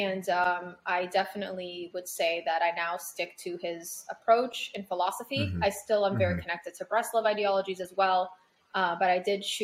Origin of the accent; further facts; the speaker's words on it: Toronto, Ontario, Canada; moved away as an adult; also born or lived in Paris, France / Crown Heights, New York; now in New Jersey, United States; I was born in Paris. I was raised there until I was 10 years old. Mm-hmm. Then I grew up in Toronto majority of my life. I went to high school there